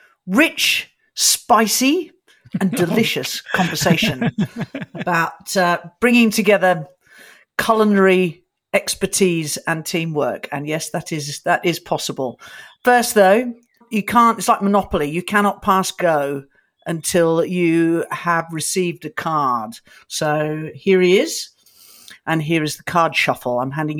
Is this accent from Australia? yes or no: yes; Australia; I'm an Aussie.